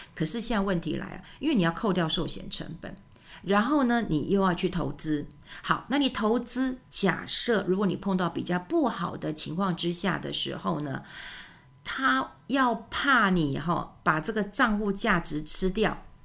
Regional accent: Taiwan; 我们台湾人真的很爱我们的家人。

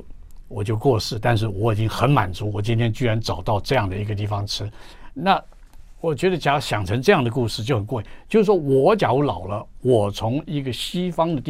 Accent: Jiangnan, China; 因为我们江南人吃的东西很多

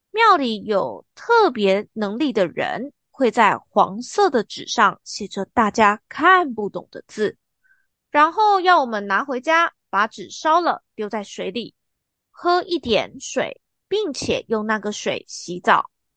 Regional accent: Taiwan; 虽然我们两个都是真的在台湾长大和生活的台湾人

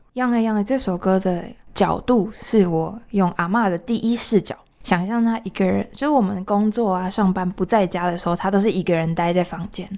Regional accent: border of Meinong and Liugui, Kaohsiung, Taiwan; 我就刚好住在美浓跟六龟连接的那个地方

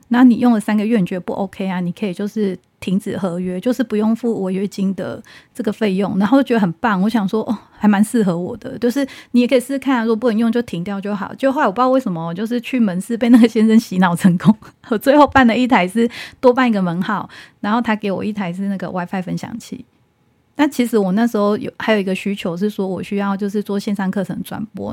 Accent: Taiwan; 我们台湾人

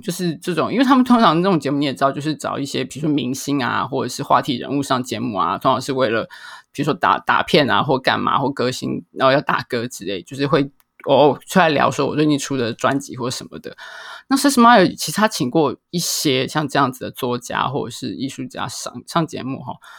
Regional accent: Taiwan; 我们在台湾，就再次地惊觉到在台湾我们对越南的了解有多么的少

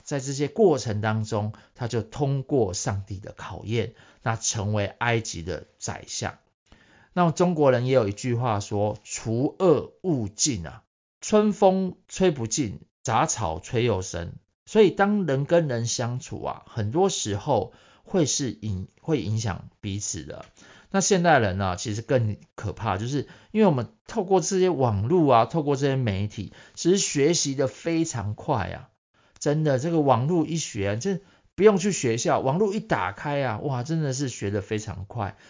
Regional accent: Taiwan; 我， 台湾人

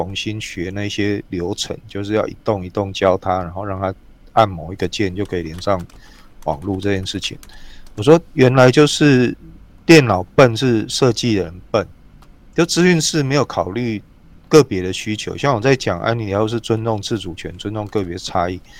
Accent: Taiwan; 我们台湾人每年读几本书这个概念

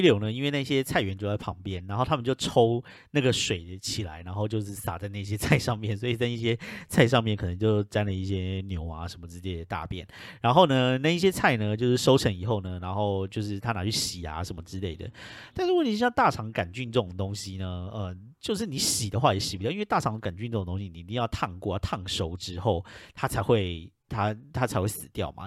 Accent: Taiwan; moved away as an adult; now in United States; 身为一个台湾人

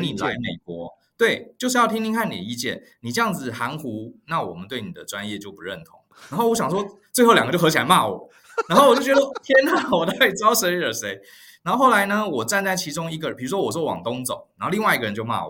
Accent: Taiwan; also born or lived in New York, United States; 像我们台湾人嘛，就是比较呃温和。

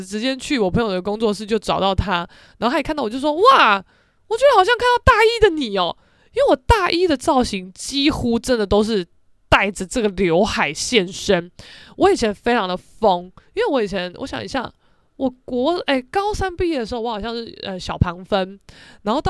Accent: Keelung, Taiwan; now in Taipei, Taiwan; 算我基隆人啦，但我真的是在台北打滚这几年，不是滚假的吧？

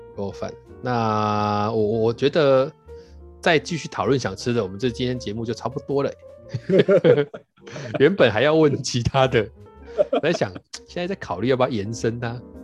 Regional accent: Tainan, Taiwan; 我们台南人比较喜欢的

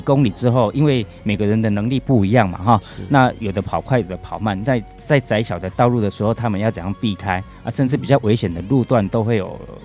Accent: Taichung, Taiwan; 我是台中人

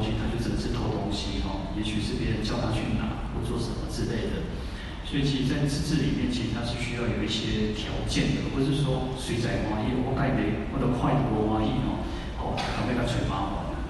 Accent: Taiwan; 我们台湾人就会有台湾人讲话的语调。

